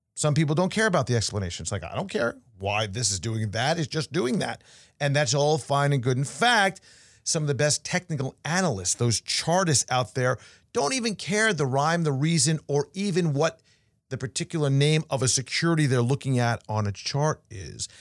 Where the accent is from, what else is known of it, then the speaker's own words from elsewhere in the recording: New York, United States; now in Florida, United States; I got back to school when I was young after Labor Day growing up in New York.